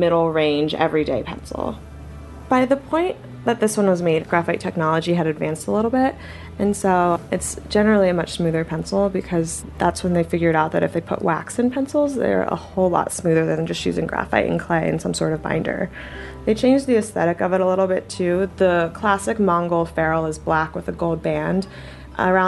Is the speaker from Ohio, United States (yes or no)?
yes; Marietta, Ohio, United States; now in New York City, United States; I grew up in Marietta, Ohio, which is in the southeast corner of Ohio, just across the river from West Virginia